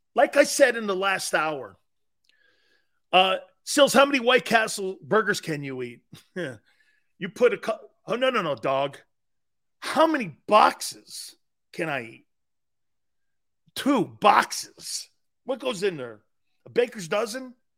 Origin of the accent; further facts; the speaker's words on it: New York area, United States; we grew up in New York area